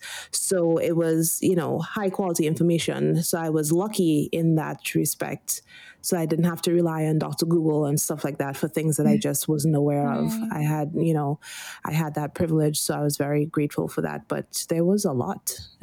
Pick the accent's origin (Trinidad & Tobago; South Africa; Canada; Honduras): Trinidad & Tobago; also born or lived in Washington, District of Columbia, United States / Philadelphia, Pennsylvania; now in Northern California, United States; I'm from Trinidad and Tobago.